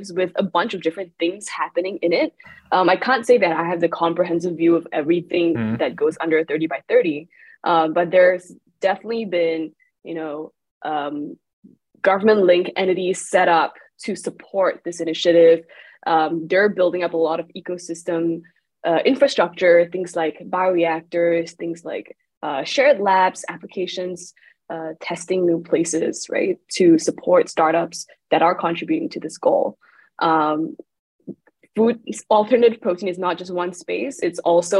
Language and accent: English; Malaysia; now in Singapore; I'm not from Singapore. I'm from Malaysia, so I come from the place where we export a lot of stuff to Singapore